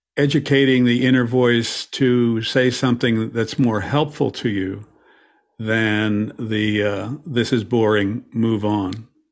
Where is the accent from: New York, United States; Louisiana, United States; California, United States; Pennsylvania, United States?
Pennsylvania, United States; Philadelphia; my hometown, P, Philadelphia